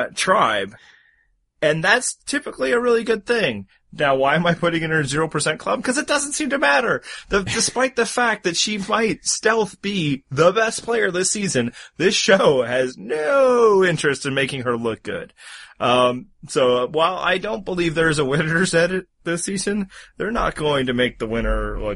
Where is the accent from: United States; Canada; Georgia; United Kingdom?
Canada; I'm Canadian